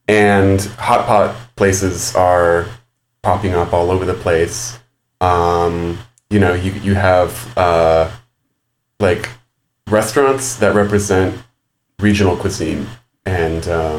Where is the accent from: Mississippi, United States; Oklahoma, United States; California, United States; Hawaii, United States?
California, United States; San Gabriel Valley; I'm from the San Gabriel Valley, actually, which is a suburban region just to the east of Los Angeles.